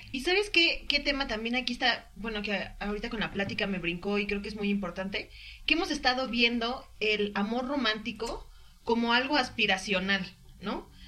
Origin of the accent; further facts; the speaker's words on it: Mexico; soy mexicana y tengo familia en muchos lados